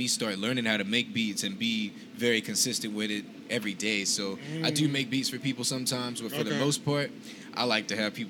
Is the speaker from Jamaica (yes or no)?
no; Ahoskie, North Carolina, United States; now in Charlotte, United States; I'm originally from Hertford County.